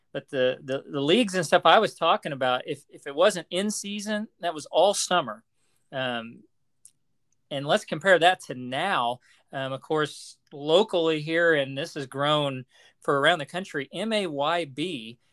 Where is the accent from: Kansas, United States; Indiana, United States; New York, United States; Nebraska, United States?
Kansas, United States; Lyons; the junior high there where I grew up in Lyons